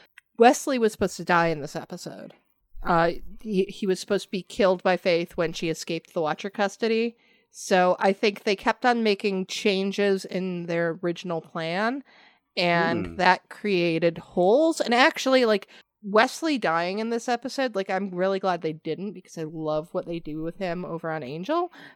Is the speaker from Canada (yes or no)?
yes; Canada; even though I'm Canadian, my French is atrocious.